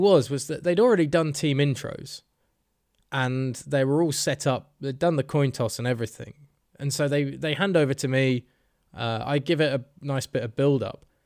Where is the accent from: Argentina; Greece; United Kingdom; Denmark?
United Kingdom; Bedford, East of England; accent: Bedford; there were two people in that bar who recognized my accent because they were from bloody Bedford